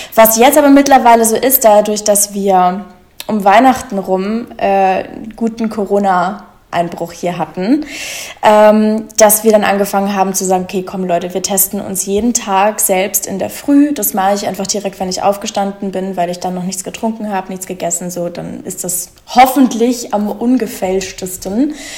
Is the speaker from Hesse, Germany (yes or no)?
no; Munich, Bavaria, Germany; now in Berlin, Germany; ursprünglich komme ich aus München, aber da wohne ich schon lange nicht mehr